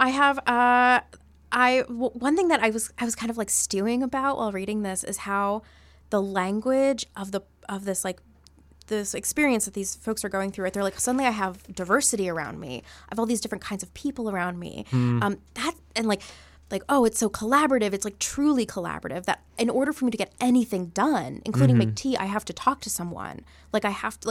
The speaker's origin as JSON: {"language": "English", "country": "India", "said": "I'm Indian"}